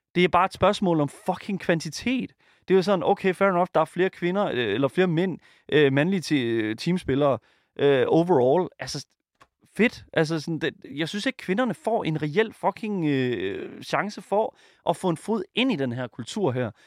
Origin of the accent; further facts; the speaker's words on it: Jutland, Denmark; jeg kommer fra Jylland, og der siger vi sådan, at blive gejlet op